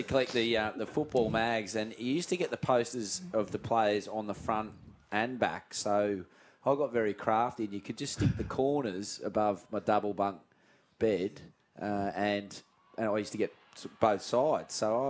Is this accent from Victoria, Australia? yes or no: no; Richmond, New South Wales, Australia; I grew up in Richmond